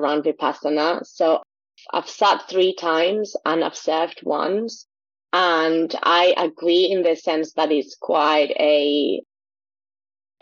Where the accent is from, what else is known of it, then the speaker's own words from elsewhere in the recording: Quito, Pichincha, Ecuador; now in United Kingdom; being from Ecuador, growing up in Ecuador